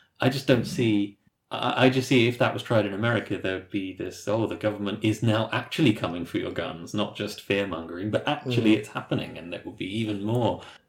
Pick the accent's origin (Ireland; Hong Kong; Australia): Ireland; So I'm coming from Ireland.